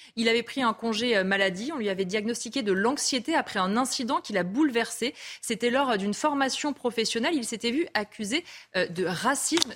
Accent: France; chez nous en France

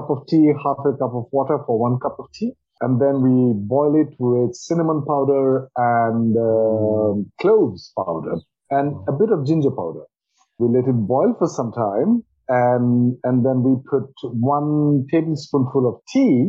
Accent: Assam, India; most of them come from my home state where I'm born, Assam. You get Assam tea in Norwich, I'm sure. And I'm born very close to tea gardens. And I grew up drinking tea that we produce in Assam.

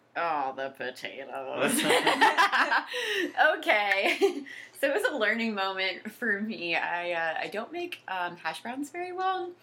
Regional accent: Jacksonville, Florida, United States; moved away as an adult; now in Washington, D.C., United States; we're both from Jacksonville and then we both went to UCF

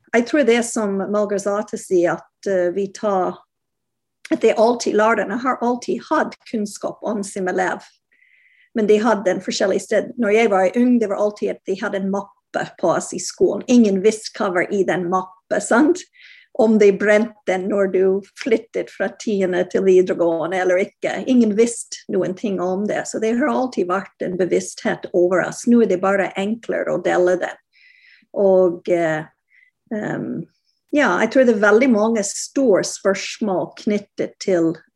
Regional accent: Canada; Norwegian is a second language; now in Norway; Jeg kommer fra Canada opprinnelig, som du hører

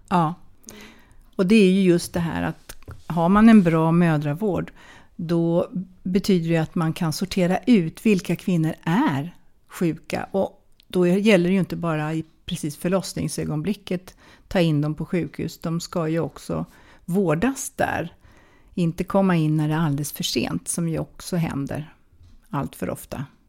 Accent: Sweden; also born or lived in Wales; Jag kommer från Sverige.

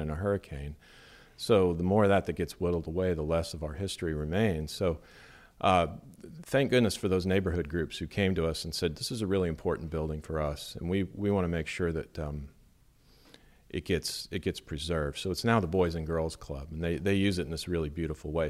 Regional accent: Las Vegas, Nevada, United States; also born or lived in Baton Rouge; now in Bay Saint Louis, United States; originally I'm from Las Vegas

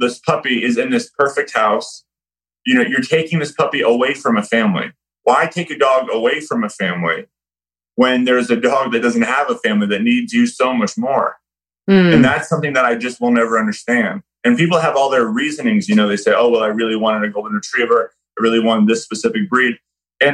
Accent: Florida, United States; also born or lived in New York; I was raised in Florida.

